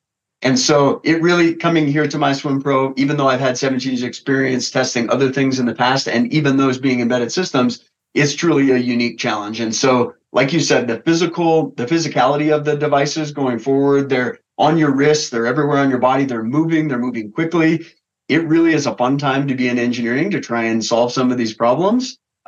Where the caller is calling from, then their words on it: Denver, Colorado, United States; I'm calling in from Denver, Colorado.